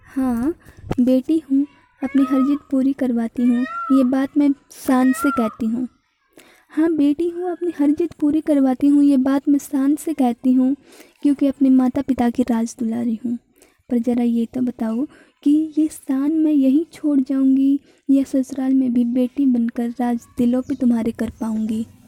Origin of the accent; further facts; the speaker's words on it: Haryana, India; मैं हरियाणा से बिलोंग करती हूँ